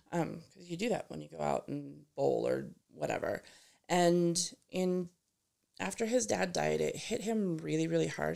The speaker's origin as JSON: {"language": "English", "town": "Gilcrest", "region": "Colorado", "country": "United States", "tie": "born or raised there", "said": "I grew up in Gilchrist, so just down the street from here, really"}